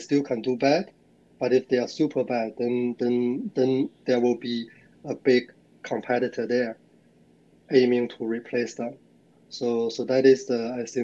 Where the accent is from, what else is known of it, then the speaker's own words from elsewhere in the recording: China; moved away as an adult; also born or lived in Singapore / Hong Kong; now in Sydney, Australia; I originally born in China, and I live in Australia, Sydney, for over, 13 years.